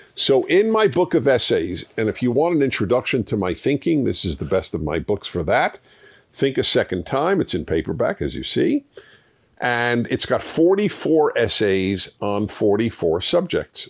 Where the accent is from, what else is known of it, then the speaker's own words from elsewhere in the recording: New York City, New York, United States; I grew up in New York City in Brooklyn